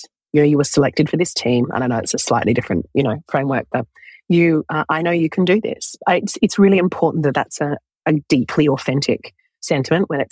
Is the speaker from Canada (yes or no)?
no; Australia; also born or lived in London, United Kingdom; I was born in London in the United Kingdom, but I grew up in Australia.